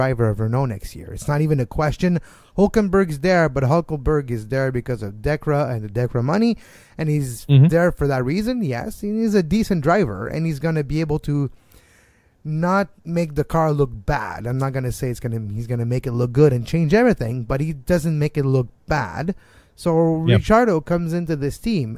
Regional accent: Montreal, Quebec, Canada; I'm from Montreal

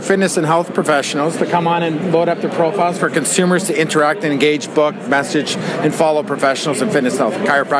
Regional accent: Canada; I'm from Canada

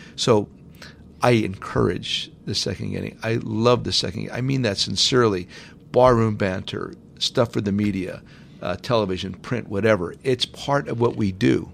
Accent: Hazleton, Pennsylvania, United States; moved away; in my hometown, it's very important to me that my hometown prospers and thrives. It was the best place ever to grow up.

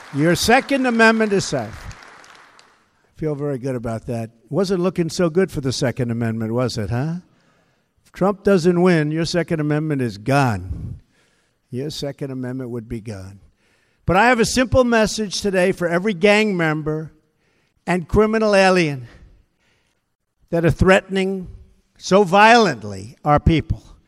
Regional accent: Long Island, New York, United States; I grew up on Long Island

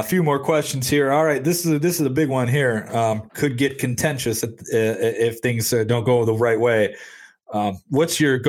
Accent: Detroit, Michigan, United States; moved away; also born or lived in Memphis, Tennessee; I was living in Memphis, Tennessee at the time, but everybody knew I was from the Detroit area.

